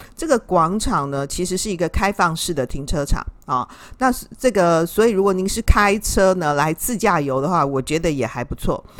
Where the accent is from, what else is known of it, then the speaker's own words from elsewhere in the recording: Taiwan; 我们台湾人